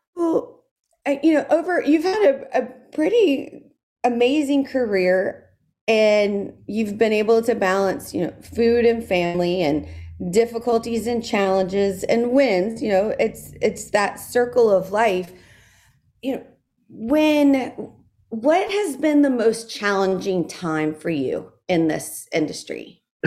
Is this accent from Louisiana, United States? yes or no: yes; South Louisiana, United States; growing up in South Louisiana